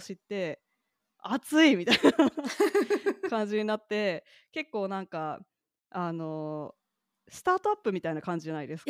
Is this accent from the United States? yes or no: yes; Kentucky, United States; moved away; 私、ケンタッキー州出身